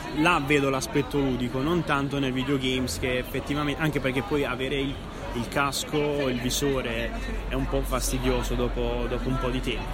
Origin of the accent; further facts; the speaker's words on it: Bari, Apulia, Italy; now in Naples, Italy; Io non sono napoletano, sono barese, sono pugliese, però ormai quasi un napoletano completo